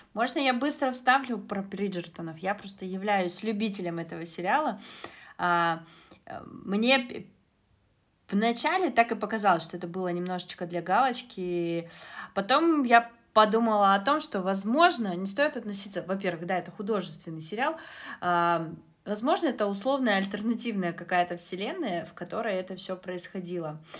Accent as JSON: {"language": "Russian", "country": "Kazakhstan", "tie": "born or raised there", "said": "Я родом из Казахстана"}